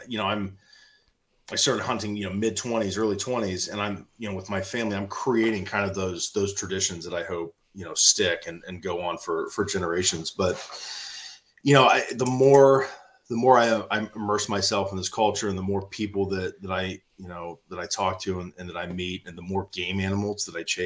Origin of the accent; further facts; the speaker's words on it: Columbus, Ohio, United States; also born or lived in Pataskala, Ohio; born and raised in Central Ohio in Columbus.